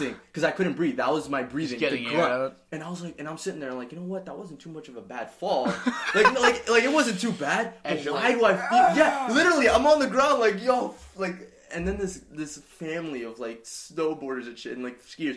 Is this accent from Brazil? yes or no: yes; Brazil; moved away; I'm from Brazil